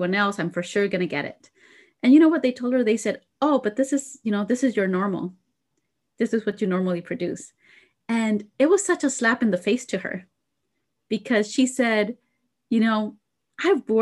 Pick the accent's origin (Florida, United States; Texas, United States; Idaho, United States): Idaho, United States; being from Idaho, right? I'm from Idaho